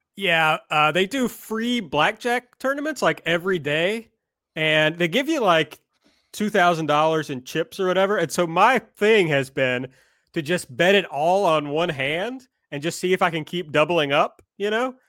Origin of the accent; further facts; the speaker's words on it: Kentucky, United States; We're from Kentucky